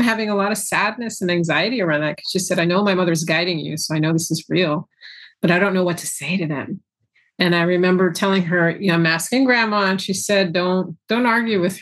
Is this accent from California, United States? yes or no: yes; Daly City, California, United States; now in San Leandro, United States; me and my brother and sister were born and raised here in California, in Northern California, in Daly City